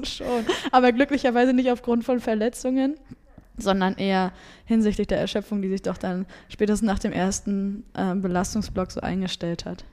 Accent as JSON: {"language": "German", "town": "Rostock", "region": "Mecklenburg-Vorpommern", "country": "Germany", "tie": "born or raised there", "said": "aus meiner Heimat da, aus Rostock"}